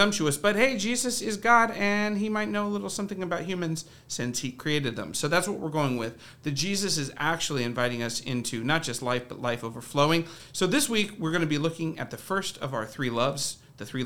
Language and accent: English; Cincinnati, Ohio, United States; I grew up in Ohio. Cincinnati